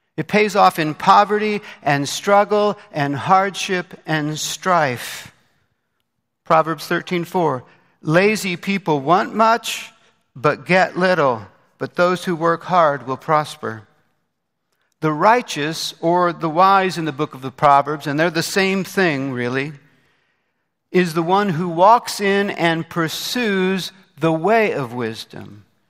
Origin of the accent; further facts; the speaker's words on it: Indianapolis, Indiana, United States; moved away; my hometown of Indianapolis, Indiana